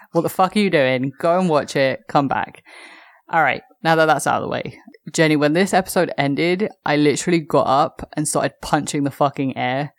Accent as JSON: {"language": "English", "region": "London", "country": "United Kingdom", "said": "as a Londoner"}